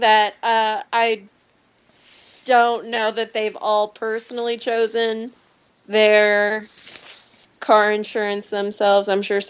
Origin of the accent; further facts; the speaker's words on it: Indiana, United States; I grew up in Indiana. I didn't grow up in Detroit.